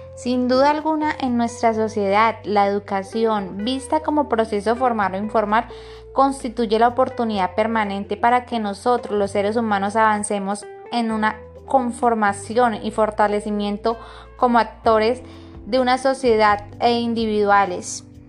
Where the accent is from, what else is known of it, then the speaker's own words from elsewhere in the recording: Cúcuta, Norte de Santander, Colombia; accent: santandereano; nosotros, los santanderianos, hablo por mí, nosotros tenemos un acento diferente